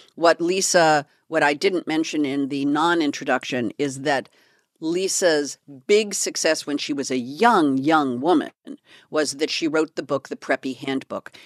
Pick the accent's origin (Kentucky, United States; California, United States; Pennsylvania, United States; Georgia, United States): California, United States; I'm from California